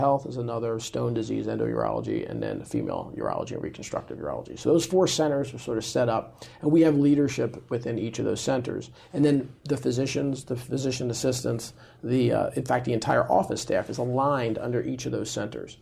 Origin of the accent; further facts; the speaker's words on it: United States; I was born here in the U.S